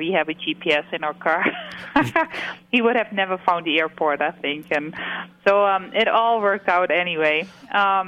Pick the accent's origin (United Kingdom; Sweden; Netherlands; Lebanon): Netherlands; moved away as an adult; also born or lived in Canada; now in Thorp, Wisconsin, United States; I'm from Holland